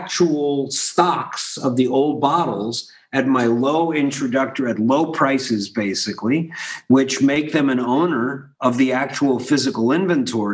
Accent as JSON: {"language": "English", "town": "Philadelphia", "region": "Pennsylvania", "country": "United States", "tie": "born or raised there", "said": "I grew up in Philadelphia, and I was a kid in the 80s, and I was watching a city crumbling around me"}